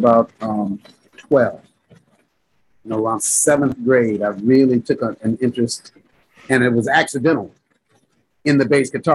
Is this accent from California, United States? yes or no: yes; Gardena, California, United States; I grew up in the Gardena South Bay area